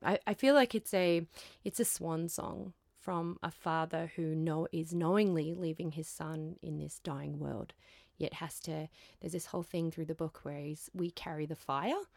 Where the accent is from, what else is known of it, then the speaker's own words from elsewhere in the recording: Queensland, Australia; I'm from Queensland